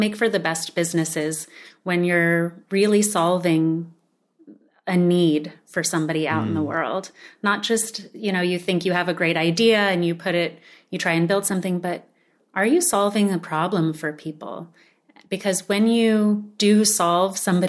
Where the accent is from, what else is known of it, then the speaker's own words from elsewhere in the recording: Sedona, Arizona, United States; more ancient food philosophies that we were raised with growing up in Sedona